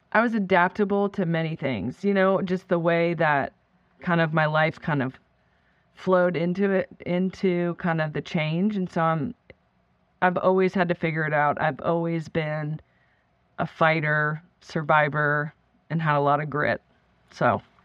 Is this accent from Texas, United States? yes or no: no; Florida, United States; also born or lived in Canada; we moved actually from Canada to Florida when I was in third grade.